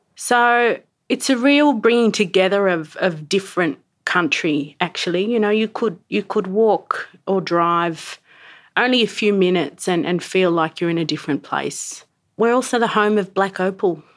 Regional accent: Sydney, New South Wales, Australia; also born or lived in Yuwaalaraay Country, New South Wales; now in Canberra, Australia; I grew up in Sydney and I now live in Canberra

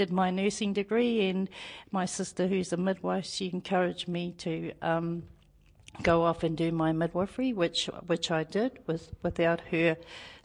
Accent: Central Hawke's Bay, New Zealand; I'm from Central Hawke's Bay. My marae is Te Whatiwi Apiti marae. Our iwi is Te Whatiwi Apiti. I've been born and bred here in Hawke's Bay

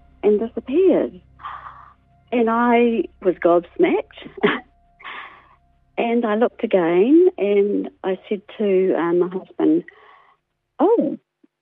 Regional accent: Auckland, New Zealand; moved away as an adult; also born or lived in Wellington; I'm from Auckland

